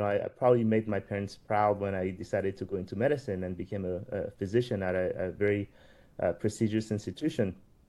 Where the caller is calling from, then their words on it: New York, United States; So I am actually dialing from New York